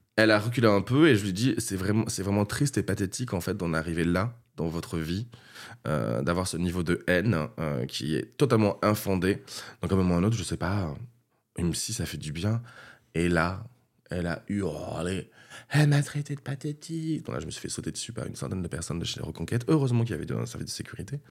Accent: Castres, Occitania, France; je viens du sud de la France, du Tarn, de Castres plus exactement, à côté de Toulouse

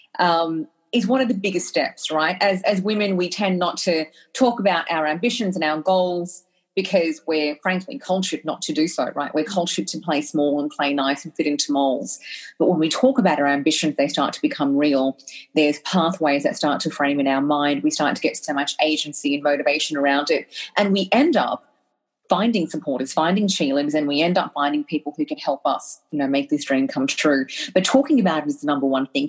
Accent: Australia; I was brought to Australia by my incredible parents when I was one, and had the incredible privilege of growing up in Australia and having an Australian education.

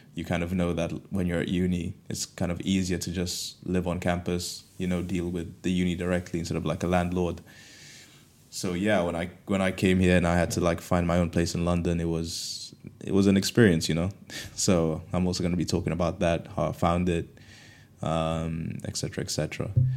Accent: Kenya; moved away as an adult; also born or lived in Canterbury, United Kingdom; now in United Kingdom; growing up in Kenya, um, coming to the U K for university

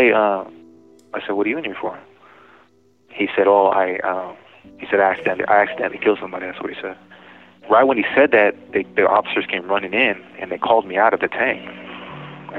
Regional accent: Sunnyside, Washington, United States; I was from Sunnyside too

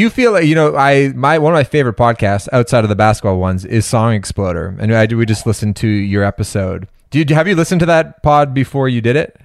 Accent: Toronto, Ontario, Canada; I'm born and raised in Toronto, but my dad's from New York, Manhattan.

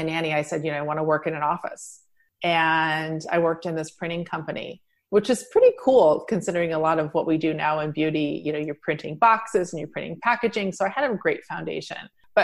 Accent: Midwest, United States; moved away as an adult; also born or lived in New York; I grew up in the Midwest

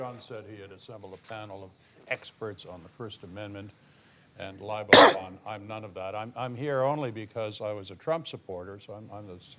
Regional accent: Canada; now in United States; the country I grew up in Canada.

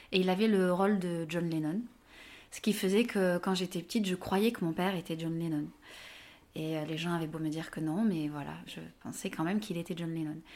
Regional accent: Avignon, Provence-Alpes-Côte d'Azur, France; now in Le Pré-Saint-Gervais, France; j'ai 36 ans, je suis originaire d'Avignon, dans le sud de la France. Euh, j'habite au Pré-Saint-Gervais, à côté de Paris.

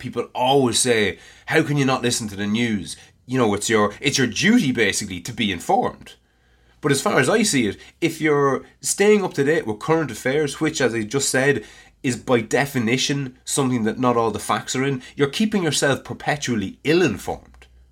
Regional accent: Ireland; I'm Irish and I live in Ireland

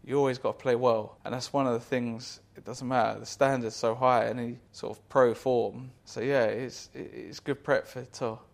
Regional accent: United Kingdom; us Brits

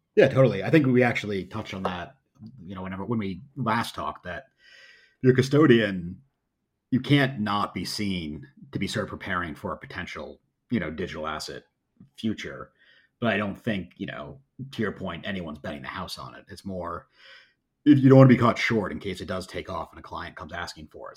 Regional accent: United States; as an American

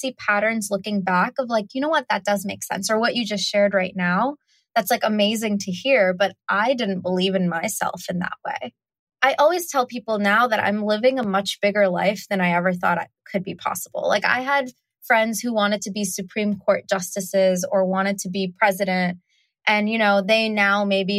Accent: United States; also born or lived in South India; we immigrated to America when I was 5 months old

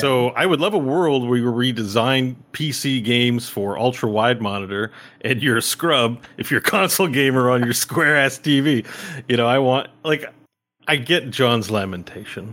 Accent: Canada; as a Canadian

